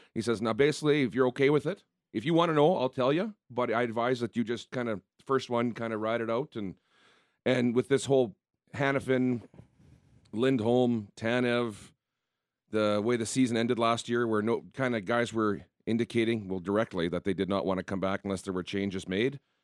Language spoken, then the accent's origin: English; Southern Manitoba, Canada; played in some rinks as a kid growing up in Southern Manitoba